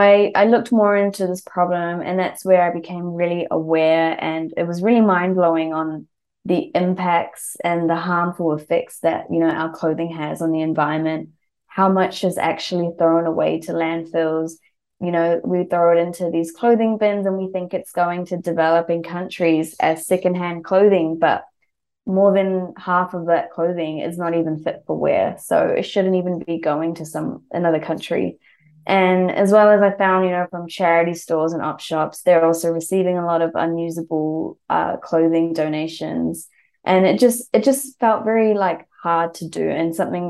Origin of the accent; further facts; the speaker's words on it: New Zealand; moved away as an adult; now in Melbourne, Australia; I was born and brought up in New Zealand